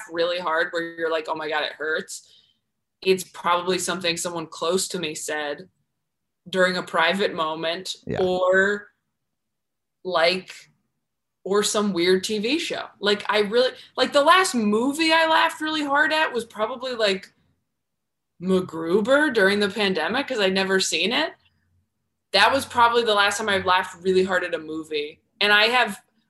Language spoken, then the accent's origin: English; California, United States; also born or lived in New York; I'm from California